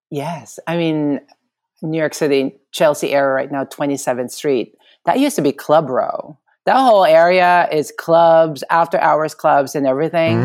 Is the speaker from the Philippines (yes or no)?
yes; Philippines; moved away as an adult; now in United States; being born and raised in the Philippines, uh, growing up there